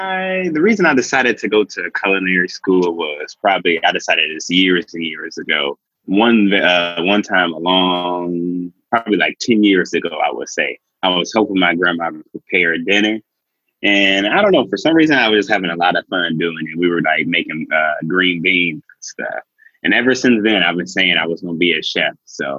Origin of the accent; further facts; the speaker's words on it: Cleveland, Ohio, United States; Cleveland, Ohio.